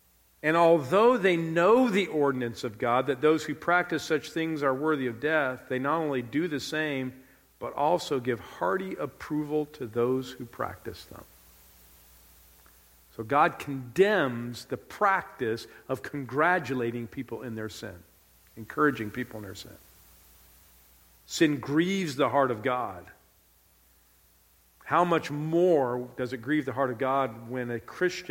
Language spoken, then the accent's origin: English; Southern California, United States; moved away; I grew up in Southern California